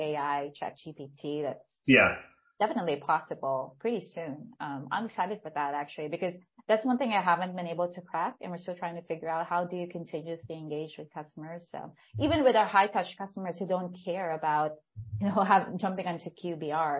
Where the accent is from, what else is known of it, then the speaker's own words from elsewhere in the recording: Philippines; now in Vietnam; I'm originally from the Philippines.